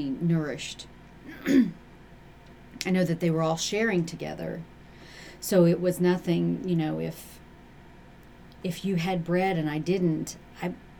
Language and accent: English; United States; we're Americans. We can have it all. We are American women